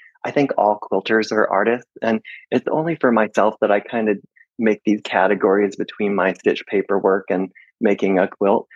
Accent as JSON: {"language": "English", "region": "Iowa", "country": "United States", "tie": "born or raised there", "also_born_or_lived": "Seattle, Washington", "moved": "as an adult", "lives_now": "Sequim, United States", "said": "I grew up in Iowa, and during college, I moved to Seattle, Washington, and lived there for 35 years"}